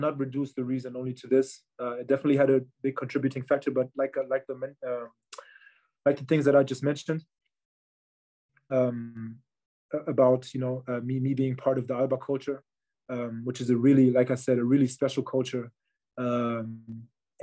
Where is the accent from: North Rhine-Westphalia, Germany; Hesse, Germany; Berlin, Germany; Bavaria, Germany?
Berlin, Germany; I am from Berlin. I was born in Berlin. I grew up in Berlin.